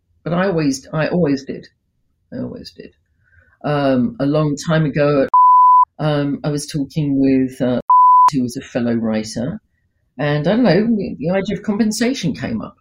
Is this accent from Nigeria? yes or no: no; United Kingdom; it may just be because of my upbringing. I am British, right?